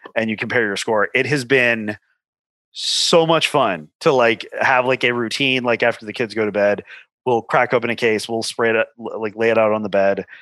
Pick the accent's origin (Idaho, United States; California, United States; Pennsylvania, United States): California, United States; Los Angeles; growing up in Southern California